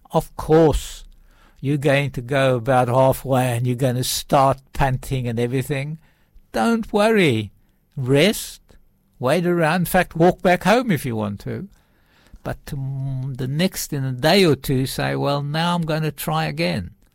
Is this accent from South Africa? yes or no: yes; South Africa; moved away; I was brought up in South Africa, actually way out in the farms